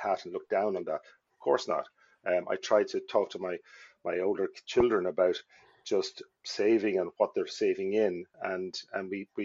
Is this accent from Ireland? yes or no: yes; Ireland; moved away as an adult; also born or lived in Dublin / Wicklow / Donegal; now in United States; we moved as a family from Wicklow